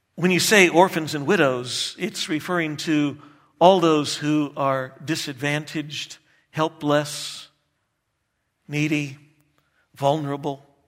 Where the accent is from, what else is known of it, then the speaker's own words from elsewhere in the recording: Texas, United States; moved away; I grew up in Texas